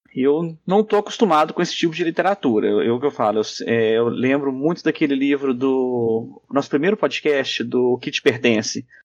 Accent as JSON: {"language": "Portuguese", "town": "Muriaé", "region": "Minas Gerais", "country": "Brazil", "tie": "born or raised there", "said": "a minha infância em Muriaé"}